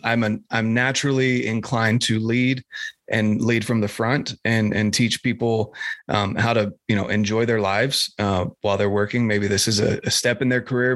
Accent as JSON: {"language": "English", "region": "North Carolina", "country": "United States", "moved": "yes", "said": "I'm from North Carolina originally"}